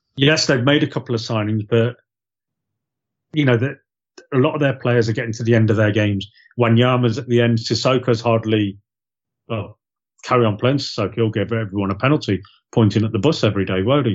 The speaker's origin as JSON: {"language": "English", "town": "Loughborough", "region": "East Midlands", "country": "United Kingdom", "tie": "born or raised there", "also_born_or_lived": "Gloucester", "moved": "as an adult", "said": "I was born in Loughborough. lived there for we lived there for eighteen years"}